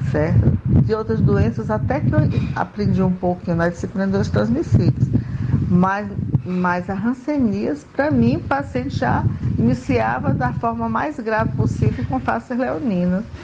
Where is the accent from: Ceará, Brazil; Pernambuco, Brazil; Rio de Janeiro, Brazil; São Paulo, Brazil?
Ceará, Brazil; Canindé; now in Maceió, Brazil; Sou cearense de Canindé, mas moro em Maceió, Alagoas.